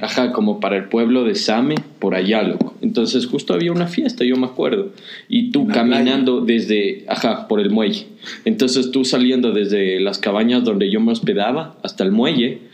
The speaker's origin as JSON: {"language": "Spanish", "town": "Quevedo", "region": "Los Ríos", "country": "Ecuador", "moved": "yes", "said": "Yo soy de Quevedo"}